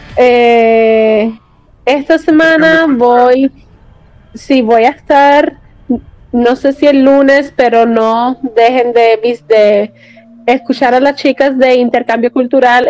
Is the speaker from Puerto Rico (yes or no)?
yes; Puerto Rico; now in United States; siendo puertorriqueña en Puerto Rico y siendo puertorriqueña estando en Estados Unidos